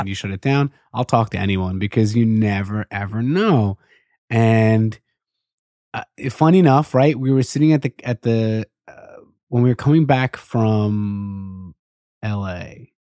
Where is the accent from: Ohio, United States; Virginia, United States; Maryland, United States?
Maryland, United States; Baltimore; from Baltimore